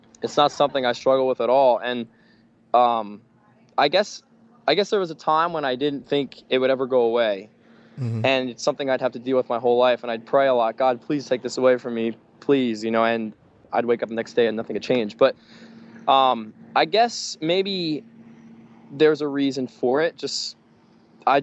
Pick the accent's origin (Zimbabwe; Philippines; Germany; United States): United States; Pennsylvania; I'm from Pennsylvania, so I'm on the other side of the country